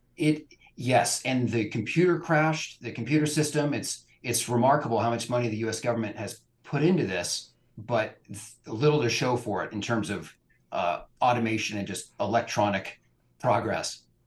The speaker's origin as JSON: {"language": "English", "area": "Bay Area", "region": "California", "country": "United States", "tie": "born or raised there", "also_born_or_lived": "Budapest, Hungary", "moved": "yes", "lives_now": "Portland, United States", "said": "I grew up in California, but escaped the Bay Area to land in Portland, Oregon."}